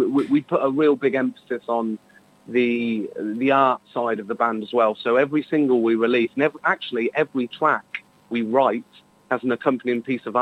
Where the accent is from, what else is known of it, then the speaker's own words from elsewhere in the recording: Northamptonshire, East Midlands, United Kingdom; we've got a hometown show, which is one of our favourite venues. We're from from Northamptonshire